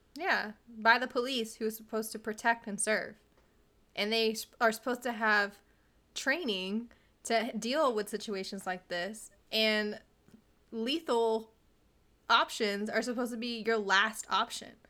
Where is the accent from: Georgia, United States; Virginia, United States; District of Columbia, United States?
Virginia, United States; Virginia Beach; We are from the South. We are from Virginia, Virginia Beach, Virginia, to be exact